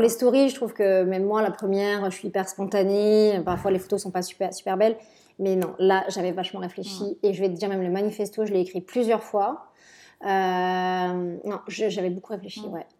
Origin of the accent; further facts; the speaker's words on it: Marseille, Provence-Alpes-Côte d'Azur, France; moved away as an adult; also born or lived in Paris / Milan; retourner chez moi à Marseille